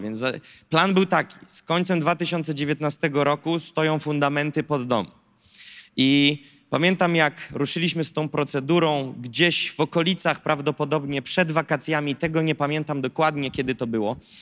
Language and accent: Polish; Gołdap, Warmian-Masurian Voivodeship, Poland; moved away as an adult; now in Warsaw, Poland; ja jestem z Gołdapi, Warmia i Mazury, piękne miasteczko, ikona turystyki w Polsce. E, I słuchajcie, tam się wychowywałem.